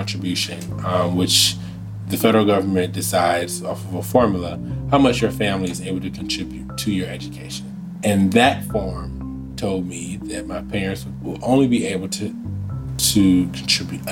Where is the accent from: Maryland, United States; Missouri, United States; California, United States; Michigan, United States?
Michigan, United States; Saginaw; moved away as an adult; also born or lived in Washington, D.C.; I'm from Saginaw, Michigan.